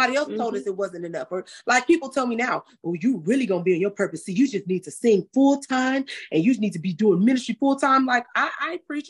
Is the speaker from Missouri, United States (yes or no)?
no; Inglewood, California, United States; also born or lived in Los Angeles County; I'm just a real girl from Inglewood, California, all of the other cities in LA County, because we lived a lot of places